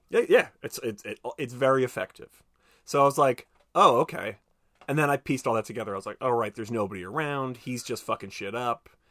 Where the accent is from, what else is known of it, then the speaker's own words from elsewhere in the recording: United States; I'm American